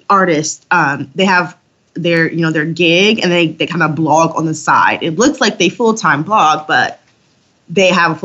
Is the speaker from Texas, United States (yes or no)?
no; Detroit, Michigan, United States; growing up in Detroit